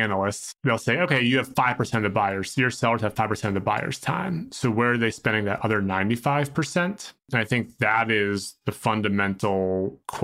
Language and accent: English; Boston, Massachusetts, United States; I'm from Boston